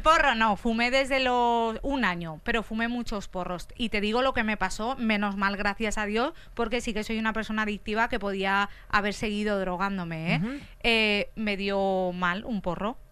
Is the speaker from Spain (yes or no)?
yes; Valencia, Valencian Community, Spain; moved away; yo vengo de Valencia